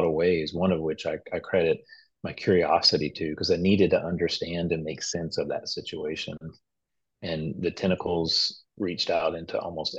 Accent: Nacogdoches, Texas, United States; also born or lived in Freeport; So I was born in Freeport, which is just an oil town somewhere on the coast in Texas, which I've never been back. And I was raised in East Texas, specifically like Nacogdoches, Center, kind of that area.

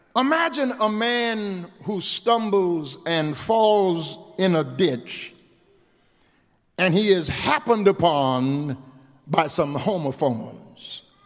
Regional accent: Eunice, Louisiana, United States; now in Houston, United States; my little church where I was raised down in Eunice, the True Light Baptist Church

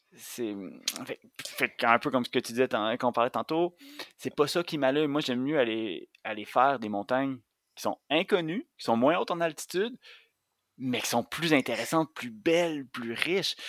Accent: Montérégie, Quebec, Canada; moi, j'ai grandi en Montérégie euh, à la frontière entre la banlieue et les zones agricoles

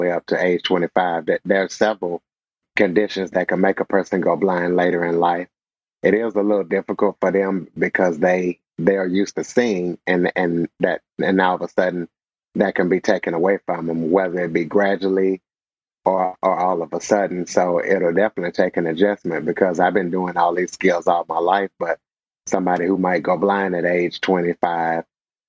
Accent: DeRidder, Louisiana, United States; moved away as an adult; now in Junction City, United States; I graduated from public high school, DeRidder High School, from the town I'm from, DeRidder, Louisiana

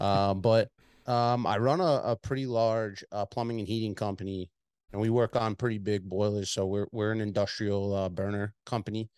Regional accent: Long Island, New York, United States; accent: Long Island, New York City; I'm from Long Island, so I have a, I'm a spin kinda, like, merged into a Long Island, New York City accent over the years

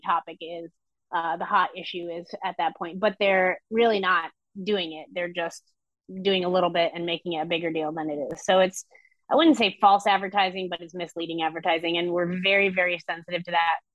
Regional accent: Vermont, United States; I grew up in Vermont

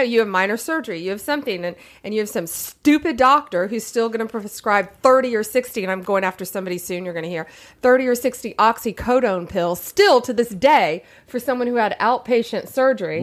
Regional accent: Tampa, Florida, United States; I'm from Central Florida. I'm from Tampa Bay

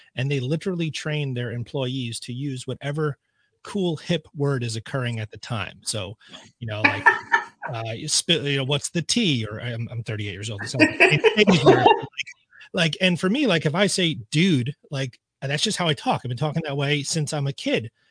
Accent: Suffern, New York, United States; I grew up in Suffern, so this is you know my town.

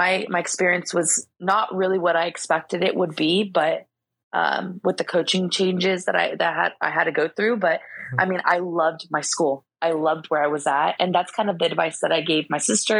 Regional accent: Chula Vista, California, United States; I'm a kid from Chula Vista

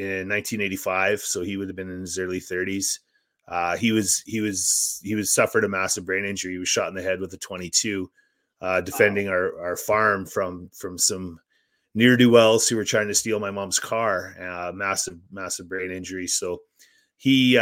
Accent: Saskatchewan, Canada; I grew up in Saskatchewan

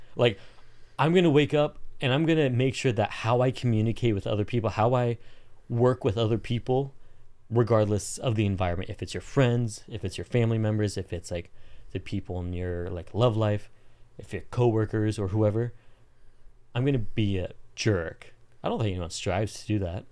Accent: Southern California, United States; also born or lived in Colombia; born and raised in Southern California until I wasn't living in Southern California.

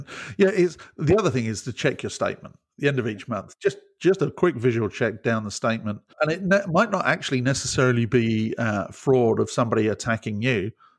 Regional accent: United Kingdom; Being British, it would be milk.

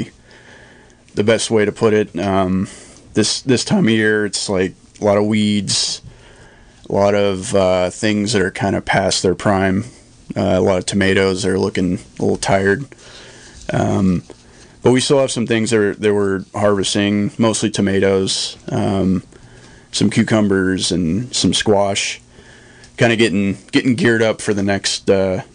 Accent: Ukiah, California, United States; also born or lived in Lake County, California; I grew up in Ukiah, you know, in town.

